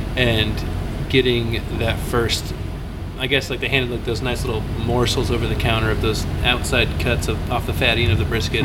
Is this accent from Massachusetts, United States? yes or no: no; Arlington, Texas, United States; also born or lived in Austin, Texas; growing up in Arlington at the time